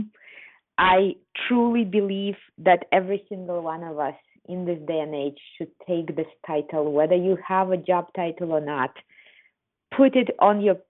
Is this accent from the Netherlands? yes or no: no; Kazakhstan; I come from Kazakhstan